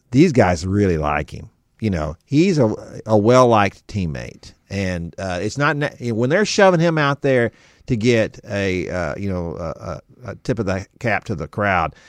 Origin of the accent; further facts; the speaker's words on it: Texas, United States; I'm of Texan-born and bred